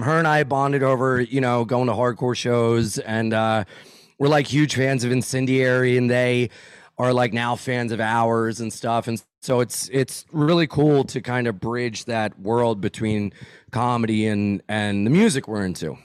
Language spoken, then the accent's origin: English; Wilmington, Delaware, United States; I'm from Wilmington, Delaware